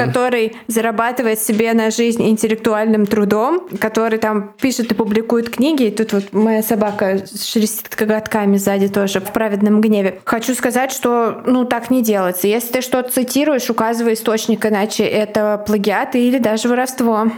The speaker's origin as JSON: {"language": "Russian", "region": "Saint Petersburg", "country": "Russia", "said": "Я жила в соседнем доме с визовым центром на Марата"}